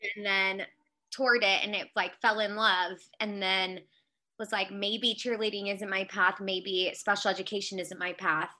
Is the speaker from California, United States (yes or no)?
yes; Aliso Viejo, California, United States; moved away as an adult; also born or lived in Mississippi; I am from Aliso Viejo, California, which is in Orange County